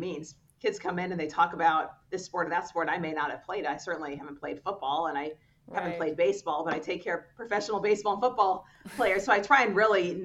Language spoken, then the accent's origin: English; Southern California, United States; moved away as an adult; also born or lived in Baltimore, Maryland / Washington, D.C. / Pittsburgh, Pennsylvania; I grew up in Southern California